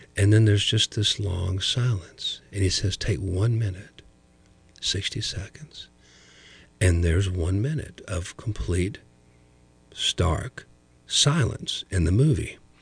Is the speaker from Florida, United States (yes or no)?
no; small town outside of Dayton, Ohio, United States; also born or lived in West Georgia; now in Chattanooga, United States; I was raised up in Ohio, in a small little Midwestern town outside of Dayton